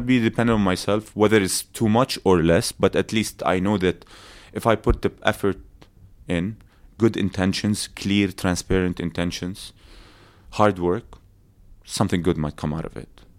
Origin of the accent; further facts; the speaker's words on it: Abu Dhabi, United Arab Emirates; also born or lived in Palestine; we grew up in Abu Dhabi